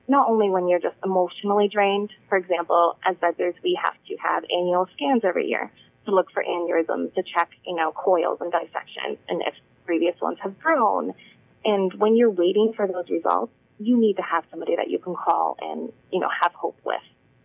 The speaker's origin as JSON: {"language": "English", "region": "Wisconsin", "country": "United States", "tie": "born or raised there", "moved": "yes", "lives_now": "Massachusetts, United States", "said": "I grew up in Wisconsin"}